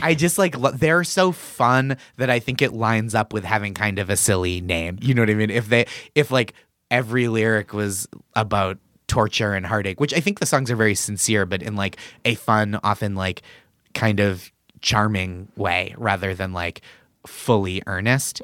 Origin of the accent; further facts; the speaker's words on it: Boston, Massachusetts, United States; moved away as an adult; now in New York, United States; I'm from Massachusetts originally